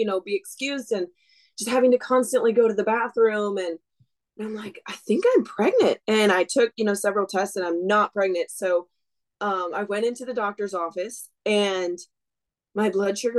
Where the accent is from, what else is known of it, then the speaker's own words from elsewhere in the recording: Wisconsin, United States; moved away as an adult; now in Washington, United States; I grew up in Wisconsin